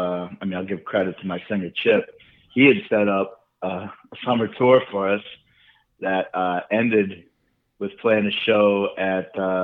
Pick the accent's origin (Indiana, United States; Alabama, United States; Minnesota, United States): Minnesota, United States; St. Paul; now in New York City, United States; I came from St. Paul, Minnesota, technically.